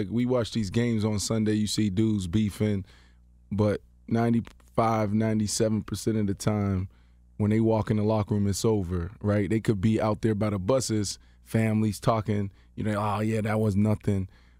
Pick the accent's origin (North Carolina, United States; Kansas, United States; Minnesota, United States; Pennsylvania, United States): Pennsylvania, United States; Pittsburgh; I'm from Pittsburgh. I'm from Pittsburgh.